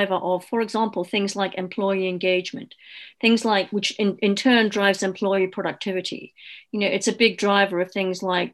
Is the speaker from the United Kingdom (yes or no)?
yes; Newcastle upon Tyne, North East England, United Kingdom; moved away as an adult; also born or lived in London; my background was I came from Newcastle